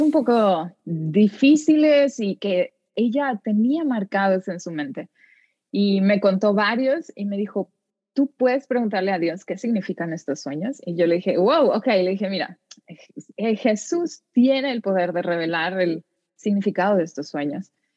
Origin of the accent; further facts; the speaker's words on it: Mexico; moved away as an adult; mis tradiciones mexicanas